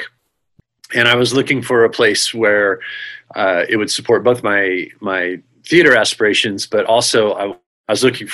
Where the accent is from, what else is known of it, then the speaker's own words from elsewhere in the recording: Texas, United States; moved away as an adult; also born or lived in New York; I decided to come back to Texas. I grew up in Texas